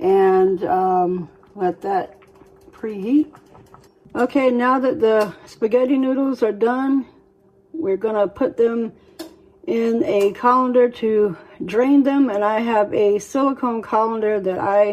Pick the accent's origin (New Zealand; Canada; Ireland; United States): United States; the South; I'm from the South